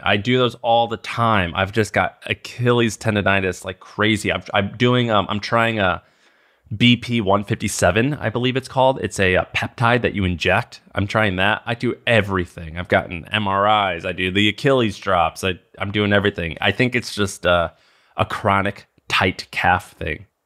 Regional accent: Missouri, United States; I grew up in Missouri

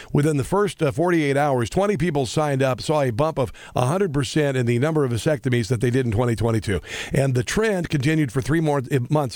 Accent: Midwest, United States; moved away as an adult; also born or lived in Washington, D.C.; now in Kansas City, United States; I grew up in the Midwest

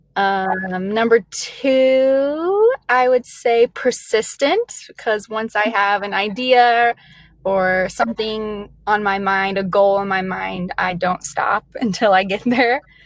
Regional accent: Metropolis, Illinois, United States; also born or lived in Kentucky; now in Iowa, United States; I was born in Kentucky, I was raised in southern Illinois. It's a really small town. Actually, it's the home of Superman

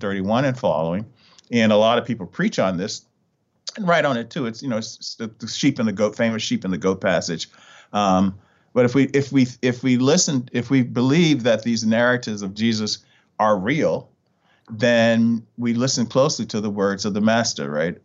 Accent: Richmond, Virginia, United States; moved away; I'm originally from Richmond, Virginia

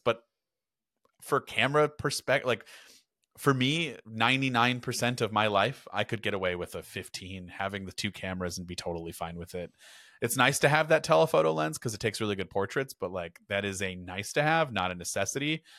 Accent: United States; I am American and we say Porsche in America

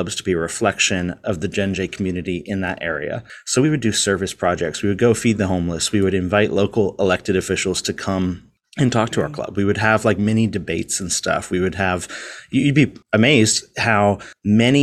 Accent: Virginia Beach, Virginia, United States; I grew up in Virginia Beach, Virginia.

